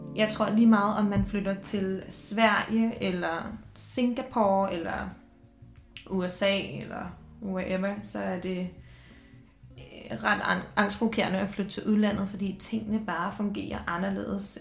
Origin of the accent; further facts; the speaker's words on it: Denmark; moved away as an adult; also born or lived in Dubai / Copenhagen; da jeg flyttede væk fra Danmark